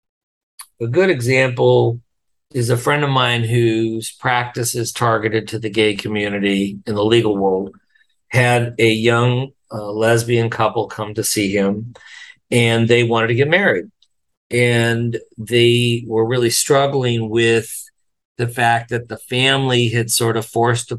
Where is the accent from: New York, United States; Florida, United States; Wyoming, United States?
Wyoming, United States; I'm from Wyoming, I grew up in a really hyper-masculine environment